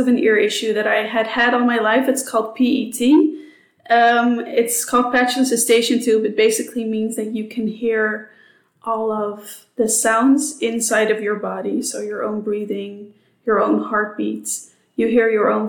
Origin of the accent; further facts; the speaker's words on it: Amsterdam, North Holland, Netherlands; English is a second language; moved away as an adult; also born or lived in United States / Singapore; now in Sydney, Australia; I am Dutch, which you can probably hear. I'm from Amsterdam